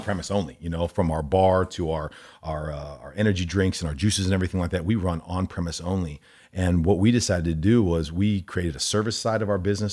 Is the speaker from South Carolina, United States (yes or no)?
no; Allen, Texas, United States; also born or lived in Omaha, Nebraska; I grew up in Allen